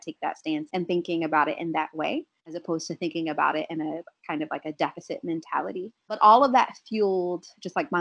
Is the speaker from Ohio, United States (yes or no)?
yes; Columbus, Ohio, United States; moved away; I'm from Columbus, Ohio originally